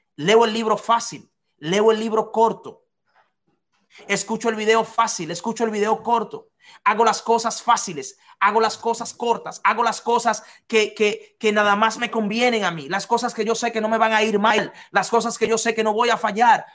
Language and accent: Spanish; Dominican Republic; en un hotel de la República Dominicana que se llama Casa de Campo, yo trabajaba ahí, en Casa de Campo, en mi país, de donde soy